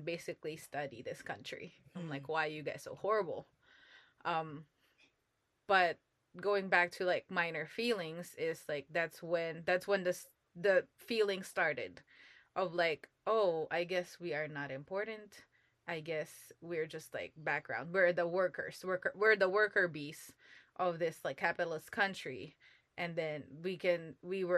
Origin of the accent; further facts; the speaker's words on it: Philippines; moved away as an adult; now in United States; What I studied in the Philippines was Asian history